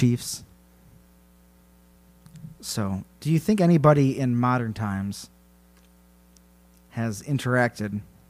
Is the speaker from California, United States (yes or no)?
yes; California, United States; He's native Hawaiian, and I am from Southern California.